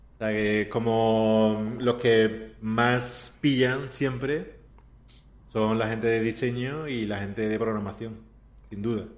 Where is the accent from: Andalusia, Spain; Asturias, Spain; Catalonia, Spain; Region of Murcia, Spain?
Andalusia, Spain; moved away as an adult; also born or lived in Warsaw; soy andaluz, ¿sabes? Que vengo